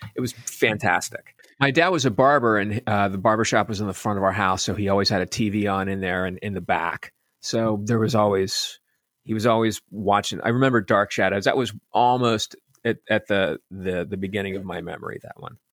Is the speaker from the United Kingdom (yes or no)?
no; Pennsylvania, United States; I grew up in Pennsylvania